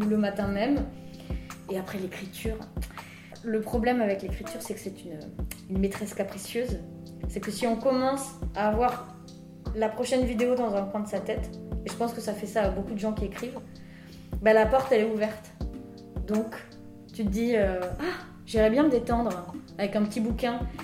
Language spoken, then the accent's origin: French; Hautes-Pyrénées, Occitania, France; accent: Tarbes accent (Hautes-Pyrénées); moved away; mon accent natal des Hautes-Pyrénées